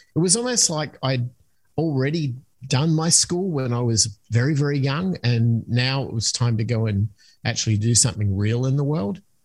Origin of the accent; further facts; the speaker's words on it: Australia; moved away as an adult; also born or lived in United States; I'm originally from Australia, so that's where the accent comes from.